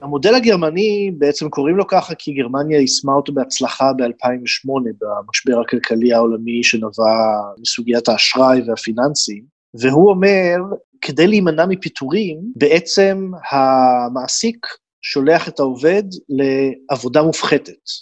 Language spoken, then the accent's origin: Hebrew; Israel; now in Berlin, Germany; בתור ישראלי שגר בגרמניה